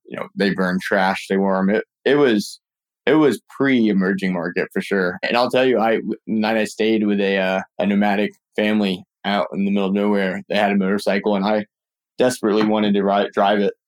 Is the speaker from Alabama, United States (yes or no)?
yes; Birmingham, Alabama, United States; moved away; also born or lived in Claremont / Mountain View; I grew up in Birmingham, Alabama